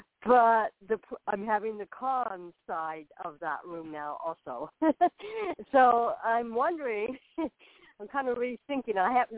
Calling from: Florida, United States; I'm calling from Florida.

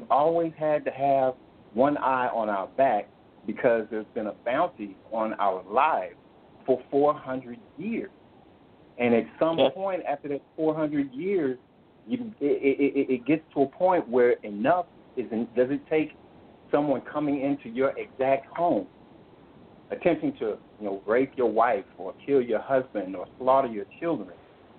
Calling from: Florida, United States; Well, I'm in Florida, out in the country, somewhat unfortunate, bittersweet at this time because I'm not more central to where everything is going on.

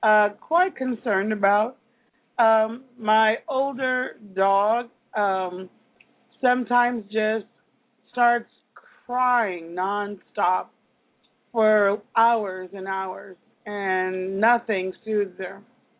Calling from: Kansas, United States

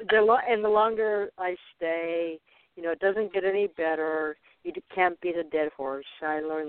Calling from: Arizona, United States; I'm calling from Arizona.

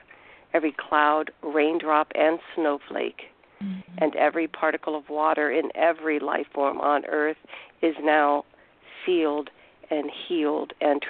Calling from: Miami, Florida, United States; Hi, I'm … from Miami

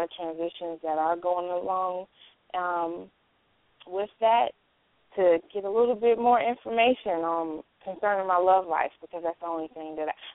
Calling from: Charlotte, North Carolina, United States; I'm calling from Charlotte

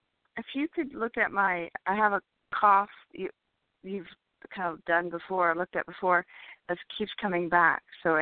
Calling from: California, United States; from California.

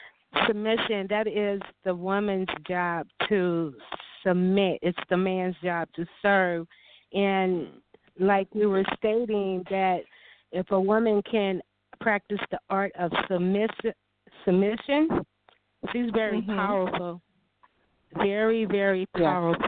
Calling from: St. Louis, Missouri, United States; I'm calling from St. Louis, Missouri

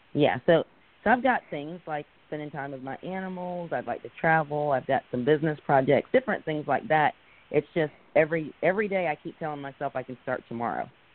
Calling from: Pensacola, Florida, United States; I'm calling from Pensacola.

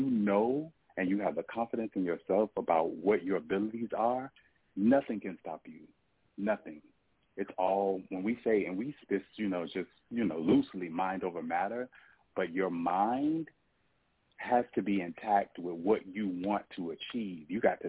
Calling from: Atlanta, Georgia, United States; I'm calling from Atlanta, Georgia.

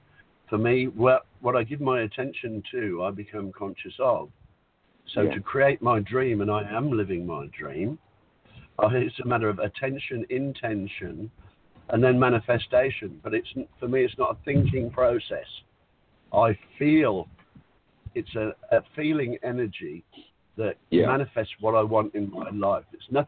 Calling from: Whitsunday Islands, Queensland, Australia; I'm calling from the Whitsunday Islands in Australia.

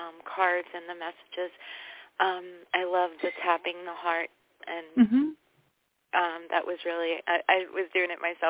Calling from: New York, United States; I'm also calling from New York

